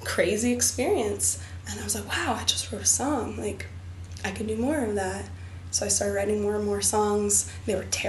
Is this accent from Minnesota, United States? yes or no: no; Berkeley, California, United States; also born or lived in Boston; the oldest capoeira school in my hometown, Berkeley